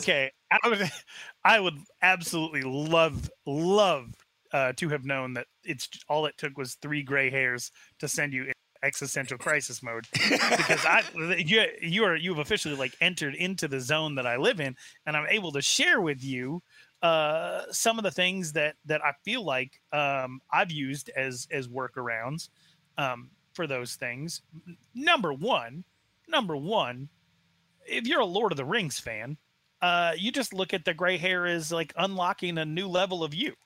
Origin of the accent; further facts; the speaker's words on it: Arizona, United States; I was raised in Arizona, very far away from the reservation